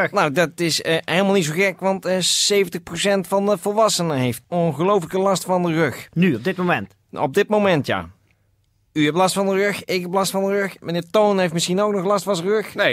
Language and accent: Dutch; Helsingborg, Skåne, Sweden; Dutch is a second language; moved away as an adult; now in Netherlands; Ik kom uit Zweden.